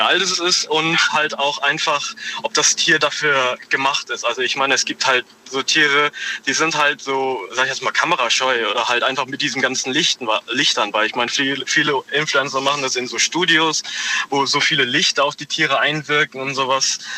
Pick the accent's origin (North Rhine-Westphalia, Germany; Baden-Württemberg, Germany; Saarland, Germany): Saarland, Germany; Homburg; Ich bin aus Homburg im Saarland